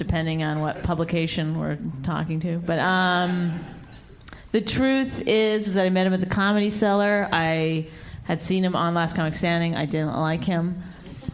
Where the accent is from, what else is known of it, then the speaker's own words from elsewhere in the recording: Canada; I'm Canadian